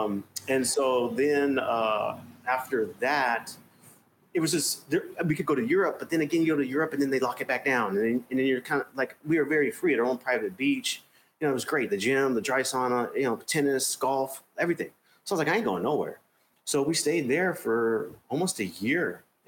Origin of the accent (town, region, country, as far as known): Arizona, United States; now in Cape Town, South Africa